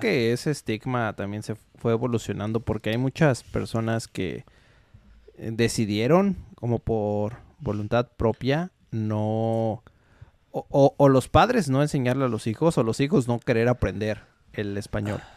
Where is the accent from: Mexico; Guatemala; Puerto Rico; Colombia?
Mexico